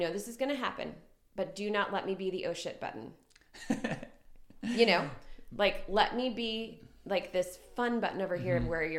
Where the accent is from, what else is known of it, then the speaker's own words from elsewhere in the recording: Ohio, United States; now in Greenville, United States; I grew up in Ohio in a very small town.